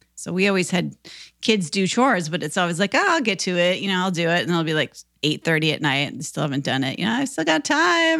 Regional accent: Minnesota, United States; now in Nashville, United States; I grew up in Minnesota

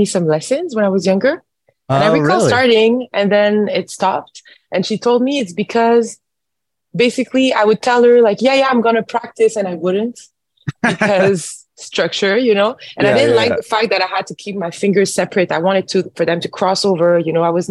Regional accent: Montreal, Quebec, Canada; I am born and raised in Montreal

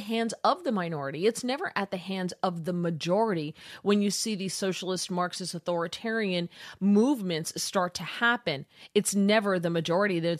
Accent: New Jersey, United States; I'm from New Jersey

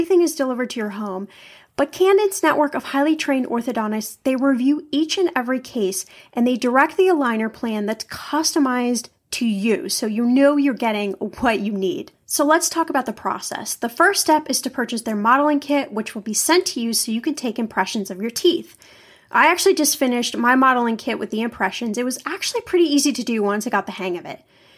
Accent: Midwest, United States; born there; I don't know if I would call it an accent, but I was born in the Midwest, so maybe you hear a little bit of that. But I've lived in California for so many years

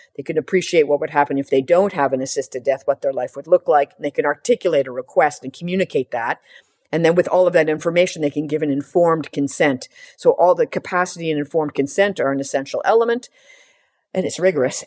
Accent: Canada; as a Canadian

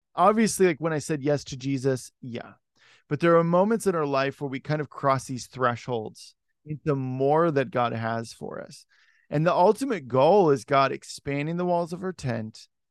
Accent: Salem, Oregon, United States; moved away as an adult; also born or lived in Los Angeles / Washington / Portland; I was born and raised in Oregon.

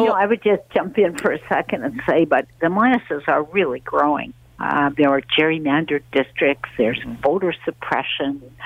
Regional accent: Canada; as a Canadian

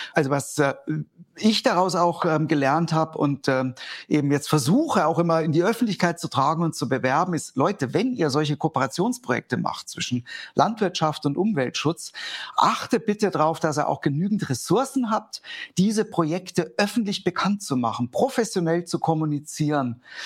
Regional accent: Germany; bei uns in Deutschland

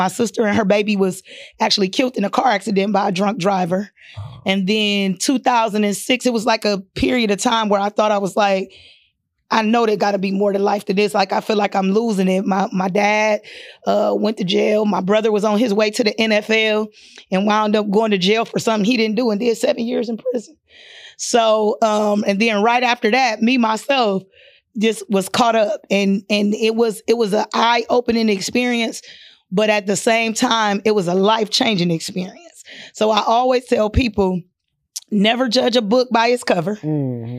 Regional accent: Akron, Ohio, United States; So I was raised in Akron, Ohio, LBJ City. Well, we moved around a lot, but I'm from Akron, Ohio.

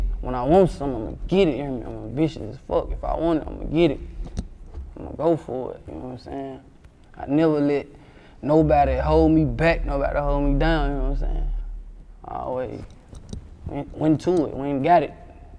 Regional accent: Sacramento, California, United States; The North made me, 7th Street made me. I'm a 7th Street baby, hear me? I'm from Scudderfield

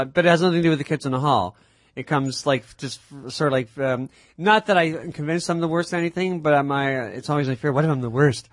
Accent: Mississauga, Ontario, Canada; growing up in Mississauga

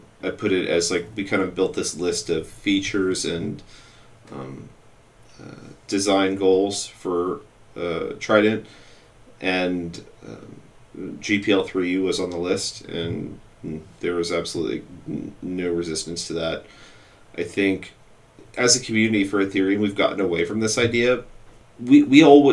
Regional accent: United States; I'm an American

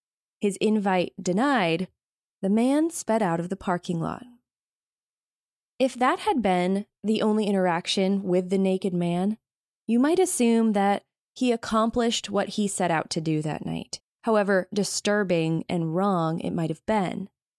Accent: Maine, United States; the quintessential Maine scene, that the beauty of my home state

